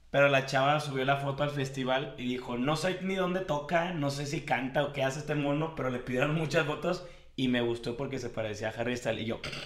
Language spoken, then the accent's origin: Spanish; Guadalajara, Jalisco, Mexico; Yo soy de Guadalajara